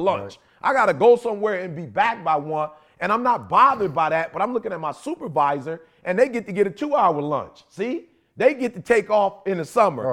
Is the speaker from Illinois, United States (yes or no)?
yes; Chicago, Illinois, United States; People know I'm from the Shy. I love Chicago. That's where I was born.